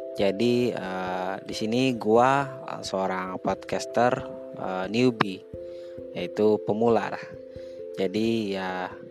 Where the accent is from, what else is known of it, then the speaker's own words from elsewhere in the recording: Sampit, Central Kalimantan, Indonesia; asal gua Kalimantan Tengah, kota Sampit